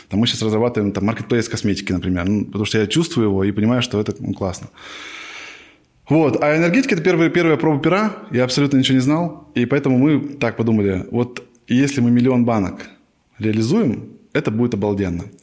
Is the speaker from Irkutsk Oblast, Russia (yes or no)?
no; Novosibirsk, Novosibirsk Oblast, Russia; moved away as an adult; now in Moscow, Russia; С Новосибирска.